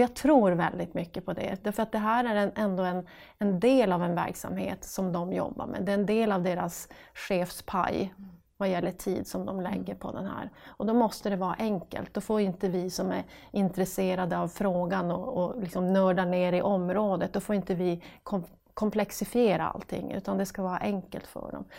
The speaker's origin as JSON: {"language": "Swedish", "town": "Piteå", "region": "Norrbotten County", "country": "Sweden", "accent": "northern", "said": "det hörs på dialekten att jag kommer från norr, från Piteå"}